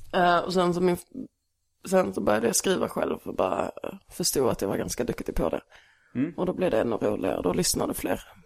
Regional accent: Stehag, Skåne, Sweden; also born or lived in Lund / Malmö; Sen flyttade vi till Stehag, en liten by mellan här och Eslöv. Mm. Där jag växte upp

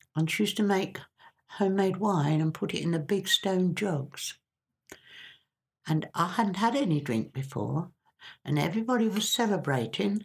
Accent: Stilton, East of England, United Kingdom; moved away; I grew up in Stilton

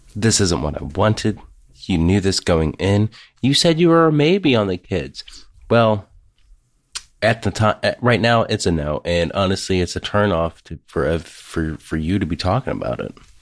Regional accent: Ohio, United States; I'm from Ohio

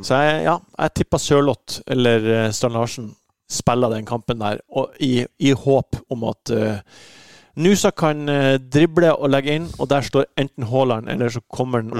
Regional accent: Bodø, Nordland, Norway; now in Oslo, Norway; når jeg var i, i Nordland og liten gutt

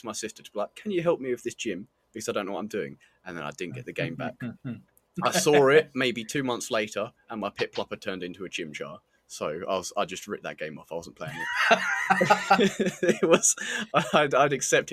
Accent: England, United Kingdom; we're English

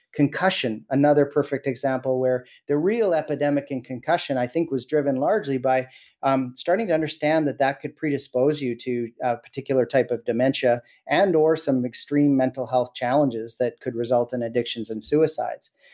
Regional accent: Williams Lake, British Columbia, Canada; I was born and raised in Williams Lake

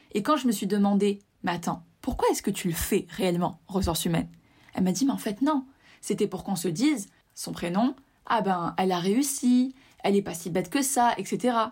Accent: Tunisia; je suis originaire de Tunisie

